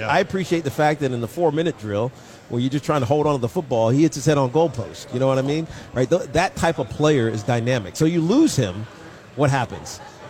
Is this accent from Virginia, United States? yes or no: yes; Roanoke, Virginia, United States; we grew up in Roanoke.